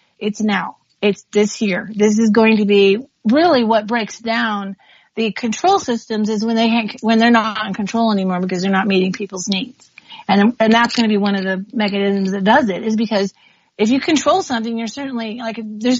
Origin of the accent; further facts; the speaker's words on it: United States; You know, as I say, I'm Native American.